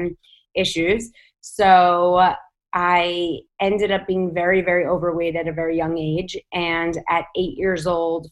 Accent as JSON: {"language": "English", "town": "New York City", "region": "New York", "country": "United States", "tie": "born or raised there", "said": "I grew up in New York City"}